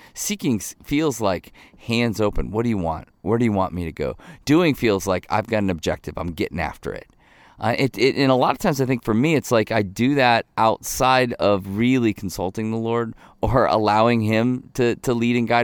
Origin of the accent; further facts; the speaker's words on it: Ohio, United States; I grew up in Ohio. Most of my, my family's from northern Michigan.